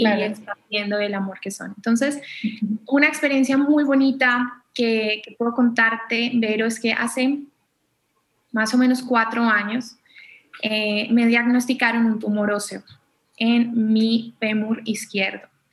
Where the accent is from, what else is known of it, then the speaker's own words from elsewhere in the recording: Colombia; soy colombiana